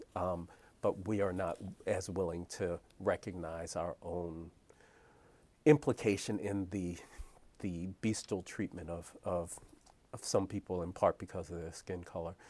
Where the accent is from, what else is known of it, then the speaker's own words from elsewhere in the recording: Philadelphia, Pennsylvania, United States; I grew up in Philadelphia